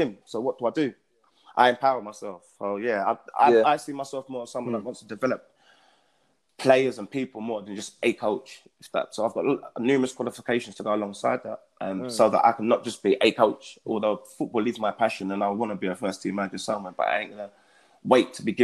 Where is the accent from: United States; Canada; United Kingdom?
United Kingdom; London; I'm from East London.